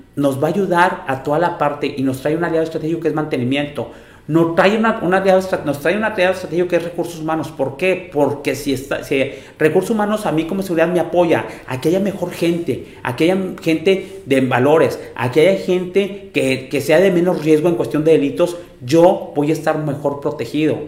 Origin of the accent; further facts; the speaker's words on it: Monterrey, Nuevo León, Mexico; Los que somos de Monterrey